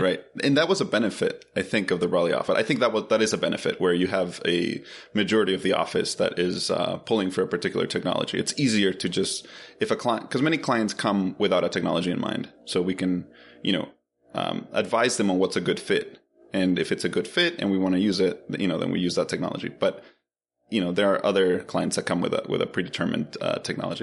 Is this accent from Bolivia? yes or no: yes; Bolivia; also born or lived in Philadelphia, United States / Boston, United States; now in Atlanta, United States; I'm originally from Bolivia